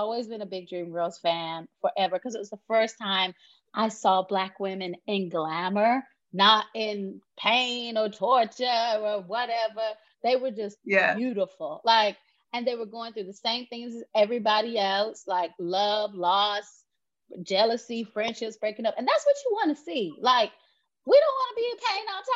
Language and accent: English; North Carolina, United States; moved away as an adult; now in United Kingdom; I grew up in North Carolina on a hog farm